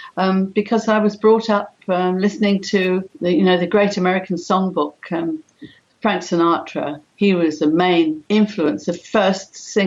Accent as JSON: {"language": "English", "region": "London", "country": "United Kingdom", "tie": "born or raised there", "said": "I was born in the East End of London, very, very underprivileged people there, but very, very gregarious. All the families would get together"}